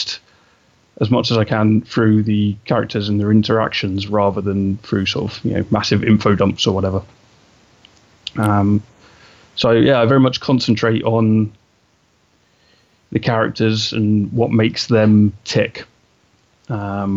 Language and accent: English; England, United Kingdom; I'm obviously from England. You know, you can tell from my accent